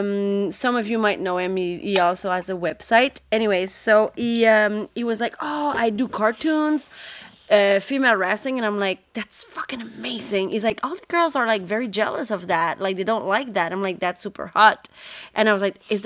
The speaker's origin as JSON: {"language": "English", "town": "Terrebonne", "region": "Quebec", "country": "Canada", "tie": "born or raised there", "second_language": "English", "said": "I was born in Terrebonne, which is a north shore of Montreal, province of Quebec. Very, very French-Canadian family"}